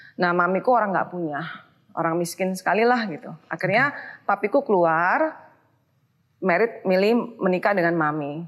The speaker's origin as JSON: {"language": "Indonesian", "town": "Surabaya", "region": "East Java", "country": "Indonesia", "tie": "born or raised there", "also_born_or_lived": "Sydney, Australia", "moved": "as an adult", "lives_now": "Jakarta, Indonesia", "said": "Surabaya tentunya ya, kota asal aku."}